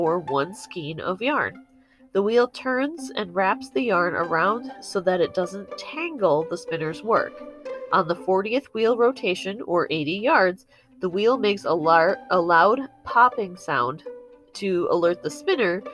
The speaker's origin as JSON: {"language": "English", "country": "United States", "said": "As an American, this is much closer to the version I grew up"}